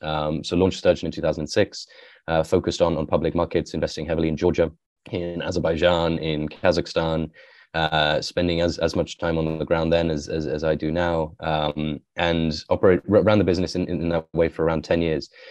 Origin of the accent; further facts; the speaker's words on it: west of England, near Wales, West Midlands, United Kingdom; also born or lived in Iran; I grew up in the countryside, um, in England, so in the west of England, near, near Wales